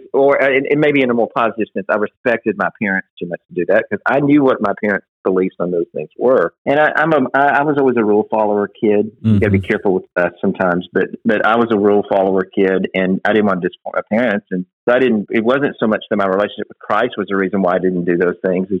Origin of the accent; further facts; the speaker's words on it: Florence, Alabama, United States; North Alabama, or as we call it, UNA, was in my hometown.